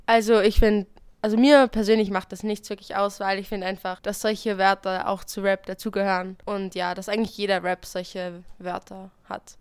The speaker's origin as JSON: {"language": "German", "town": "Linz", "region": "Upper Austria", "country": "Austria", "said": "bin 13 Jahre und komme aus Linz."}